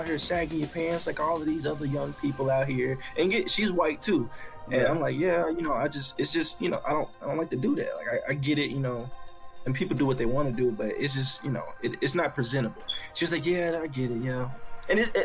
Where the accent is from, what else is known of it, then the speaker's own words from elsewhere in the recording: Arkansas, United States; now in Texas, United States; I was in Arkansas. I grew up in Arkansas